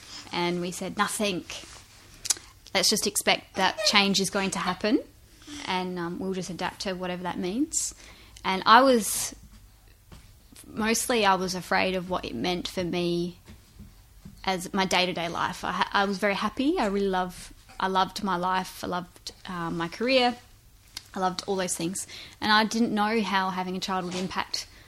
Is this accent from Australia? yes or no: yes; Strathalbyn, South Australia, Australia; me growing up in Strathalbyn, in a small country town